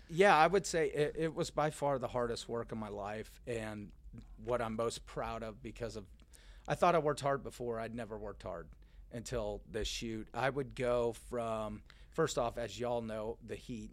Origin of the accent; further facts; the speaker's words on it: Richardson, Texas, United States; I grew up in Dallas, Texas